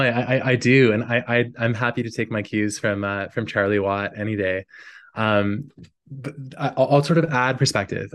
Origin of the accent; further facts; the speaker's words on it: Newfoundland and Labrador, Canada; my hometown in Labrador